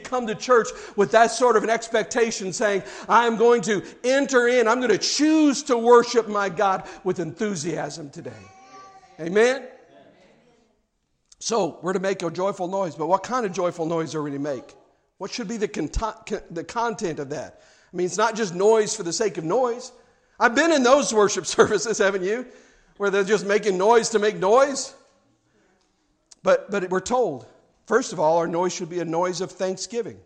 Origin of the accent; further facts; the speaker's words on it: Kansas City, Missouri, United States; moved away; also born or lived in South Carolina; growing up in Kansas City, I'm a Chiefs fan.